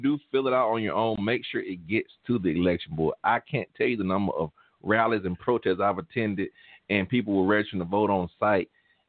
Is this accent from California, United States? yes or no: no; Alabama, United States; moved away; I'm from Alabama, and I used to pass in Selma where they did the Selma to Montgomery March